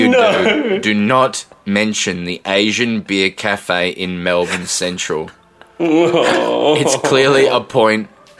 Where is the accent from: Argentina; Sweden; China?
Argentina; I'm from Argentina.